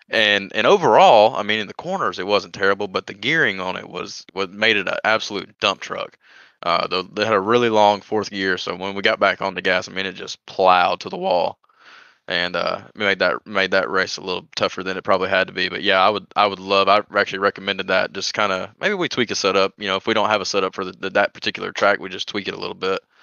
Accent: Georgia, United States; I'm from Georgia

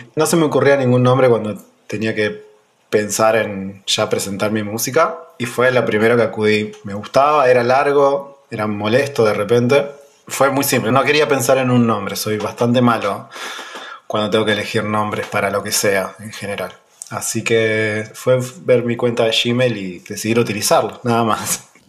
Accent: Pico Truncado, Santa Cruz, Argentina; also born or lived in Buenos Aires, Argentina; nací acá, me crié acá en Pico Truncado

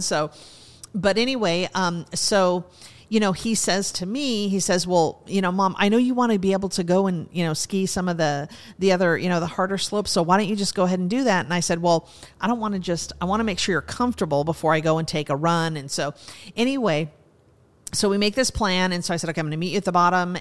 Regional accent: Montana, United States; moved away; I grew up in Montana, so I, you know, started skiing when I was four or five years old

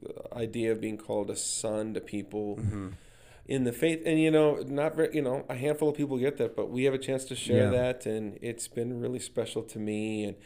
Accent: Minnesota, United States; I said, well, I've lived a lot of places, but I'm originally from Minnesota. Love it. Small community.

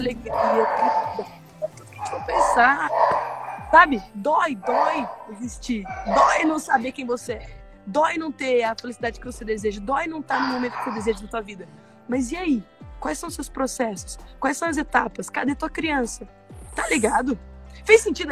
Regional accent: Minas Gerais, Brazil; accent: mineiro; Eu sou mineira, né? Dá pra perceber pelo sotaque

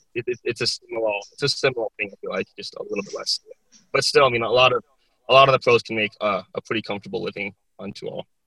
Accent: South Dakota, United States; born or raised there; moved away; also born or lived in Texas

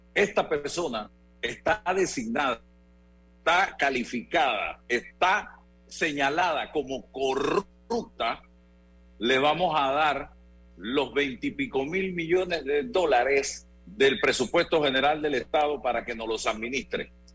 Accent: Chitré, Herrera, Panama; como chitreano

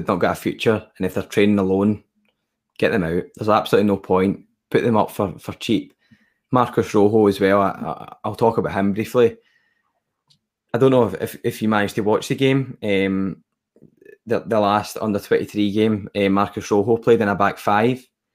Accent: Scotland, United Kingdom; I'm also Scottish as well

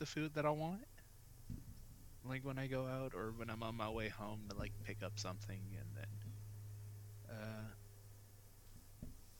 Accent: United States; I'm an American

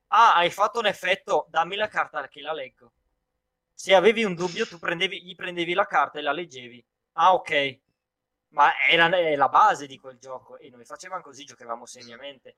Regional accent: Italy; da noi letteralmente puoi, puoi, parlare a gesti

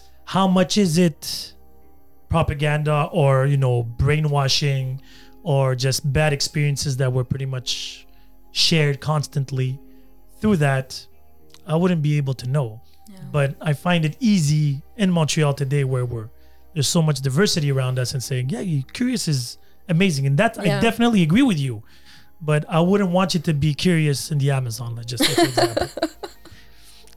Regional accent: Algeria; now in Canada; I was raised in Algeria somewhat.

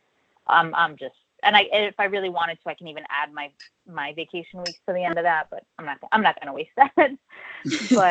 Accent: Tunisia; now in United States; I was born in Tunisia in North Africa, and I have siblings there

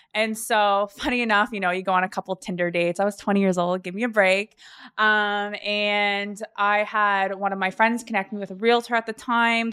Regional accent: the East Coast, Atlantic Canada, Canada; moved away as an adult; also born or lived in Calgary; now in Toronto, Canada; I am from the East Coast and I originally left about eight years ago

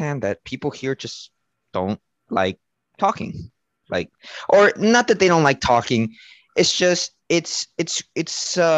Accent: Mexico; moved away; I grew up in Mexico, different type of culture, different type of lifestyle.

